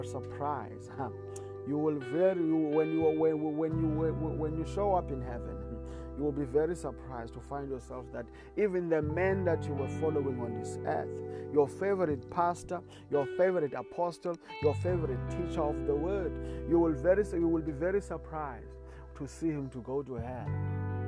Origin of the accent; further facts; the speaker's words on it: South Africa; I come from South Africa.